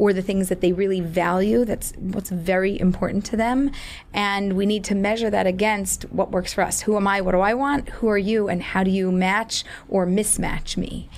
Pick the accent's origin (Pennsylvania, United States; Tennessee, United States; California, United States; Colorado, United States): Pennsylvania, United States; Philadelphia; moved away; I was born and raised in Philadelphia